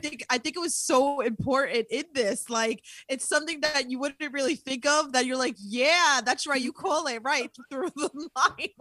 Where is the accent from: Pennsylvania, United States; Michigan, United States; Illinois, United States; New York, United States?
New York, United States; New York City; I'm from Queens